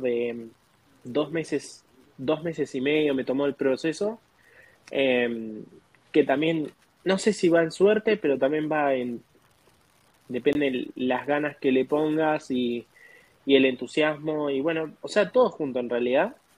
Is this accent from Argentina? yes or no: yes; Argentina; moved away as an adult; now in United States; de Argentina, tengo 25 años y llegué acá en octubre del 2021